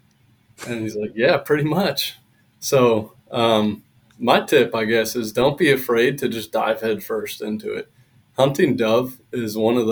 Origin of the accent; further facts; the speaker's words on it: Pennsylvania, United States; now in Arizona, United States; Pennsylvania, originally